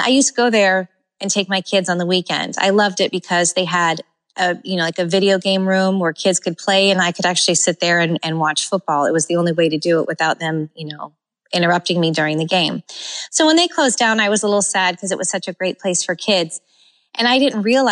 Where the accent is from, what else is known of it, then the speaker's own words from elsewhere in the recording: California, United States; now in Florida, United States; growing up in California